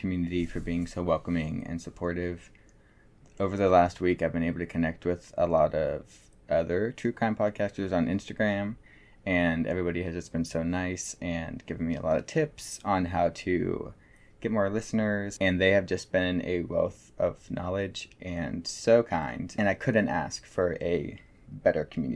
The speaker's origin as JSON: {"language": "English", "town": "Morgantown", "region": "West Virginia", "country": "United States", "tie": "born or raised there", "said": "my hometown, Morgantown, West Virginia"}